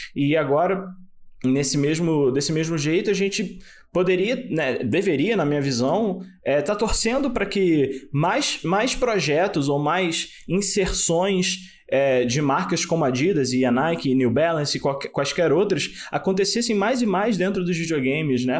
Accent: Brazil; a gente é brasileiro

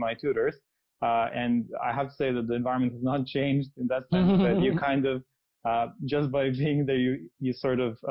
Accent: Serbia; moved away as an adult; also born or lived in London, United Kingdom; I'm originally from Serbia. I finished my undergrad and my first master's course in Belgrade

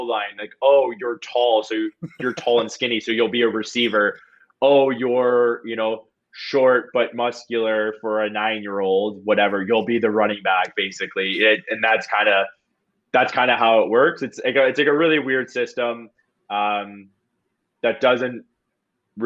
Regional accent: Niagara Falls, Ontario, Canada; I was born and raised in Niagara Falls

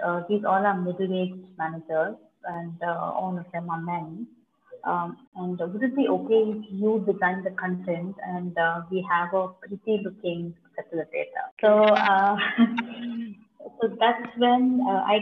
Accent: Bangalore, Karnataka, India; I am basically from Bangalore

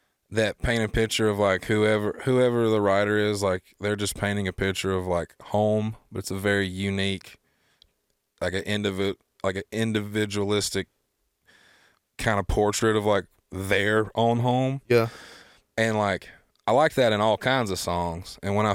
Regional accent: the South, United States; because like I am, you know, I am from the South.

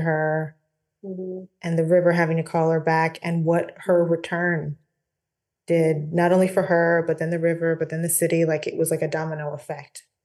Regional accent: Portland, Oregon, United States; moved away; I grew up in Portland, Oregon, which is in the mm. northwestern part of the US

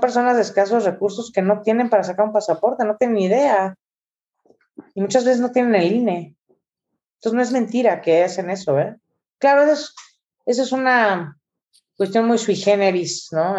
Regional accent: Mexico; como mexicanos

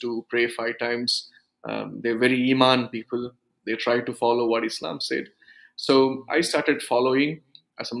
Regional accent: South India, India; first language Urdu; English is a second language; also born or lived in Tenkasi, Tamil Nadu; I came from a Sunni background from South India. We are the group of people. We speak Urdu as a language, as a mother tongue

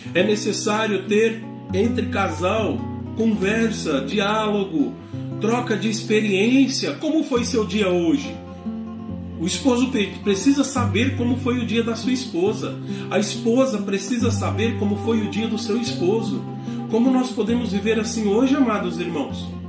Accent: Varginha, Minas Gerais, Brazil; moved away as an adult; also born or lived in Imperatriz, Maranhão; now in Parauapebas, Brazil; sou natural da cidade de Varginha, sul de Minas Gerais

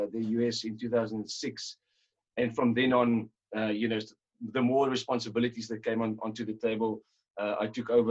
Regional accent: Robertson, Western Cape, South Africa; also born or lived in Stellenbosch; grew up in Robertson, and obviously amongst quite a few wine families and friends

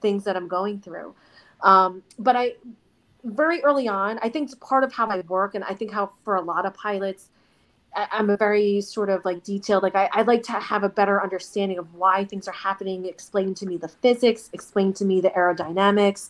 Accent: United States; also born or lived in South Korea; growing up in the States

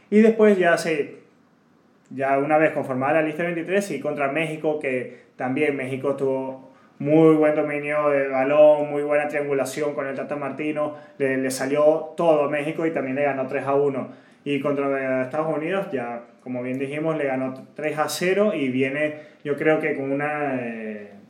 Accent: Venezuela; lo dice porque somos dos venezolanos este

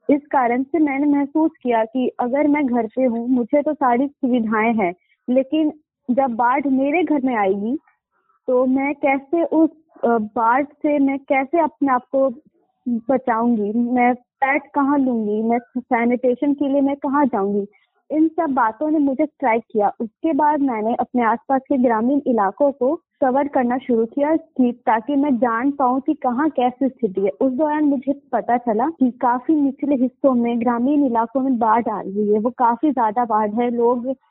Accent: Muzaffarpur, Bihar, India; मैं मुजफ्फरपुर बिहार से हूँ

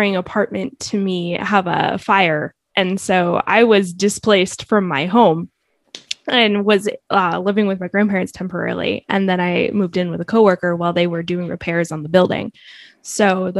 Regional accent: Massachusetts, United States; moved away as an adult; now in Arizona, United States; it is from the area of my hometown

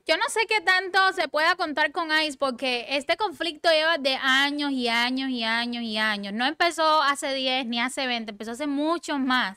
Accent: Cuba; moved away; A mí a veces me dicen, tú no pareces cubana

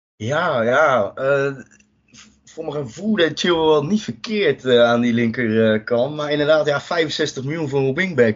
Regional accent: Rotterdam, South Holland, Netherlands; Ik ben ook een echte Rotterdammer.

